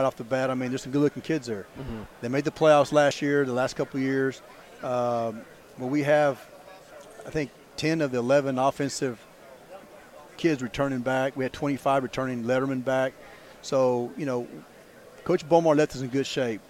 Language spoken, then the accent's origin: English; Alice, Texas, United States; moved away as an adult; also born or lived in Mathis, Texas / Beeville, Texas; went back to my hometown in Alice.